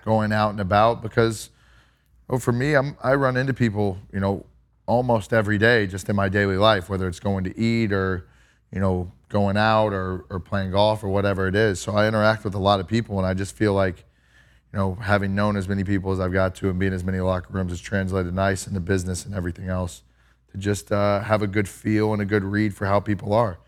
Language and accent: English; Kerrville, Texas, United States; I grew up in Kerrville